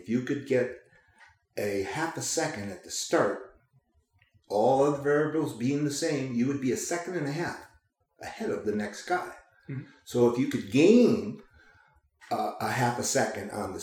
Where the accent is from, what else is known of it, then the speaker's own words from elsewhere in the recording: Chicago, Illinois, United States; also born or lived in Lake Placid, New York; now in Oregon, United States; I grew up in Chicago